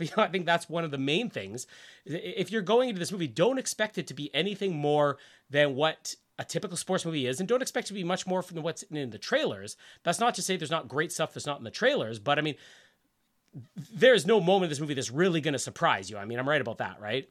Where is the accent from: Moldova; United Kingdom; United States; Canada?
Canada; Winnipeg, Manitoba; born or raised there